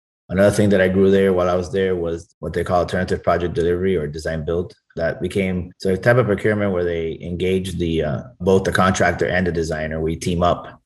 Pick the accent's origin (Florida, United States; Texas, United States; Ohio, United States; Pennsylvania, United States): Florida, United States; Miami; I was born in Miami, first generation Cuban American, and I've lived my whole life here.